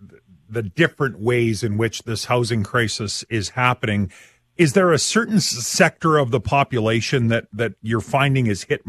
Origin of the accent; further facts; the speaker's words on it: Saskatchewan, Canada; We're from Saskatchewan, right?